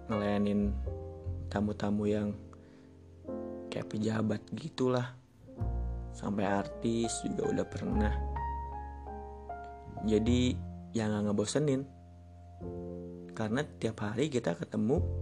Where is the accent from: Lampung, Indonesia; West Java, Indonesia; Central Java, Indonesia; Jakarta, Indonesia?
Jakarta, Indonesia; gue asli Jakarta. Gue pernah kerja di salah satu hotel di Jakarta.